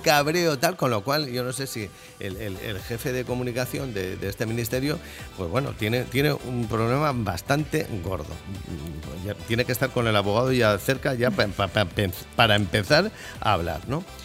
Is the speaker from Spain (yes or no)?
yes; San Sebastián, Basque Country, Spain; yo soy muy donostiarra